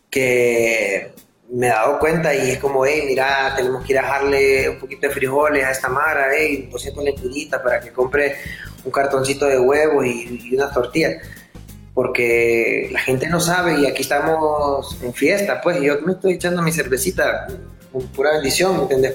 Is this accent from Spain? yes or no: no; Honduras; moved away as an adult; yo me fui de Honduras, yo estuve como seis años fuera de Honduras. Entonces yo regresé a finales de 2014